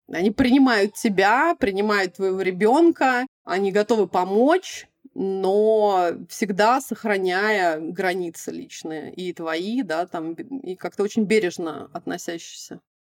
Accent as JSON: {"language": "Russian", "region": "Moscow", "country": "Russia", "tie": "born or raised there", "also_born_or_lived": "Kuzminki, Moscow", "moved": "yes", "said": "я практически всю жизнь провела. Ну, то есть такое нано-детство было в Кузьме, вечеринках, а основное время, да, таганка"}